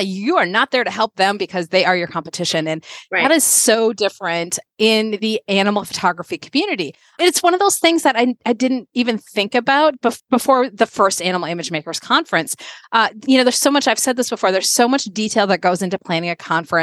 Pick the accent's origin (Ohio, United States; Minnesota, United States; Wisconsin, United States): Minnesota, United States; moved away as an adult; also born or lived in Connecticut; 2011, I moved from the East Coast to Minnesota, where I grew up